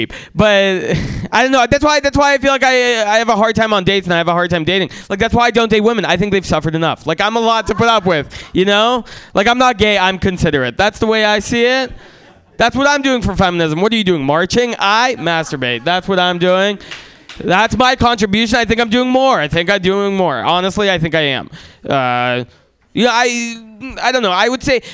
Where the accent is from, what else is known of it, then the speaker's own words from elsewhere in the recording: San Francisco, California, United States; also born or lived in Russia; I was born in Russia. And family could have moved anywhere in America. So I asked my mom, like, why did we choose to move to San Francisco?